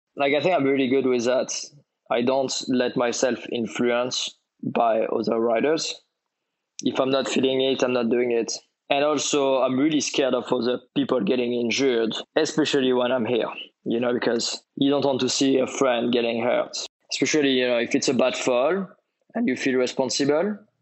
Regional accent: French Riviera, Provence-Alpes-Côte d'Azur, France; I grew up on the French Riviera

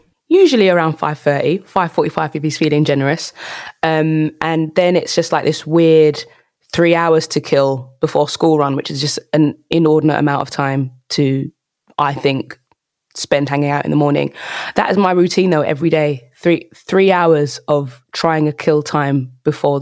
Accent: London, United Kingdom; I'm a South London girl

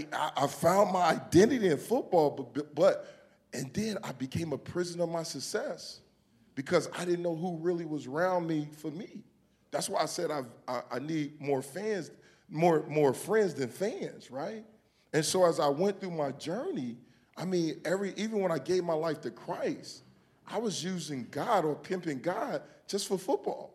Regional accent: Homestead, Florida, United States; growing up in Homestead, Florida

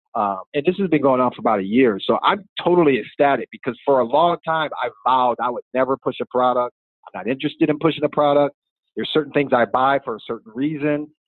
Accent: Michigan, United States; moved away; I'm originally from Michigan

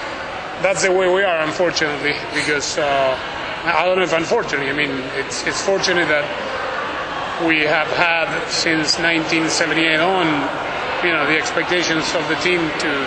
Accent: Argentina; I'm from Argentina

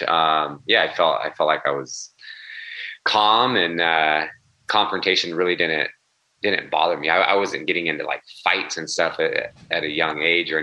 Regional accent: Sacramento, California, United States; I grew up in Sacramento, California

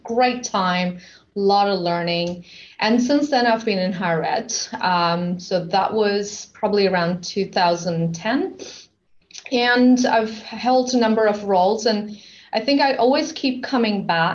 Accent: Sydney, New South Wales, Australia; moved away as an adult; now in Canada; I'm from Sydney, Australia.

